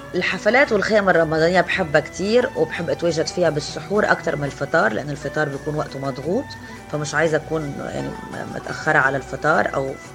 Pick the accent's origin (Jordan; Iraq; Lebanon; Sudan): Lebanon; also born or lived in Beirut; now in Egypt; أنا لبنانية